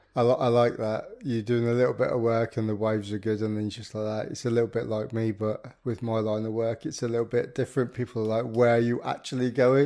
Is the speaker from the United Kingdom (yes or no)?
yes; the Midlands, England, United Kingdom; I'm a Midlander myself